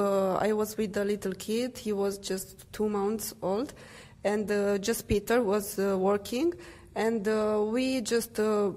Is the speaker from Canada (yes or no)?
no; Romania; English is a second language; also born or lived in Brasov, Romania; Yes, so we live in Romania, in Brasov, in the middle of Romania, and we started like 3 years and ASM 4 mm-hmm. ago. 3 years ago, and we started without knowing the language. We didn't speak English